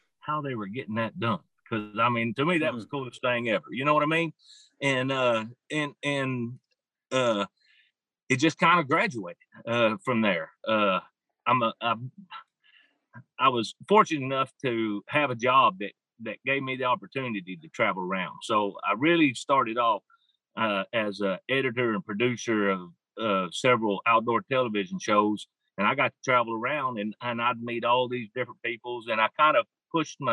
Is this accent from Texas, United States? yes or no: no; Arkansas, United States; I'm from Surf City, Arkansas, or that's where I live right now, but been here for almost 45 years. That tells you how old I am. I'm 53 years old